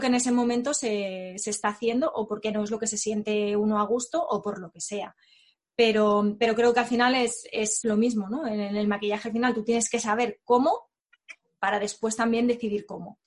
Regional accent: Barcelona, Catalonia, Spain; él y yo somos de, Barcelona

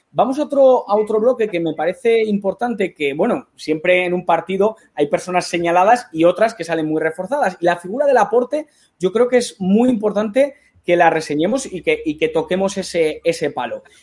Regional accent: Spain; porque somos de España y con todas las medidas de seguridad necesarias.

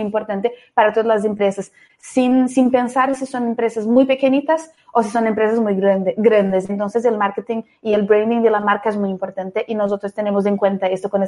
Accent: Brazil; Spanish is a second language; ya adelanto que soy brasileña, entonces algún poco mi acento es un poco distinto.

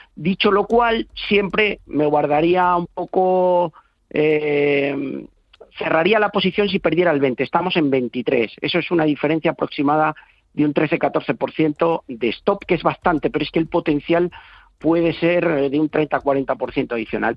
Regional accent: Tordesillas, Castile and León, Spain; moved away; de mi pueblo, que siempre lo digo a mucha honra, que es Tordesillas

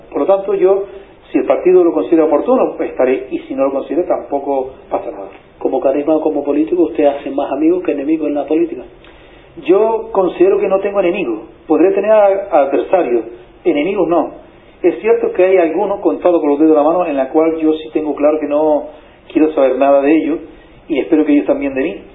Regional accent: Canary Islands, Spain; en Canarias tenemos una, gran disyuntiva

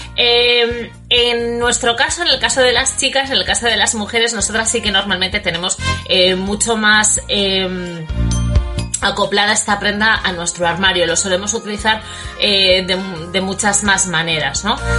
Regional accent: Bilbao, Basque Country, Spain; now in Port Charlotte, United States; yo soy de Bilbao

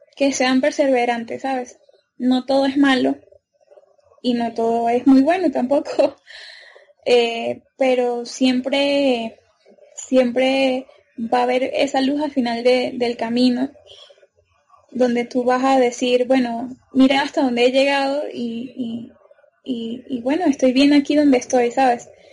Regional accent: Venezuela; moved away as an adult; also born or lived in Ecuador; now in Colombia; soy venezolana

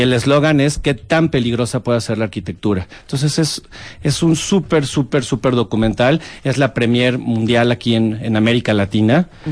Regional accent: Mexico; ¿de dónde eres? De México.

